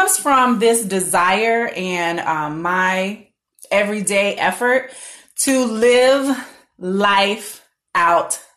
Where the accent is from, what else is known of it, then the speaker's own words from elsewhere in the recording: Orlando, Florida, United States; also born or lived in Tallahassee / Connecticut; I was born and raised in Orlando